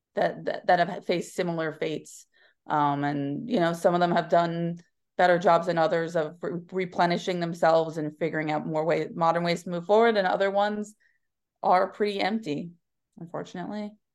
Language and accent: English; Pennsylvania, United States; now in New York City, United States; I grew up in a neighboring state called Pennsylvania in a small Rust Belt town